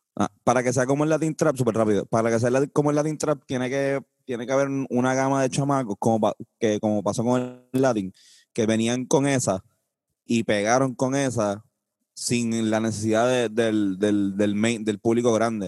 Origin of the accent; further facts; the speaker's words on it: Puerto Rico; nosotros conocemos como puertorriqueños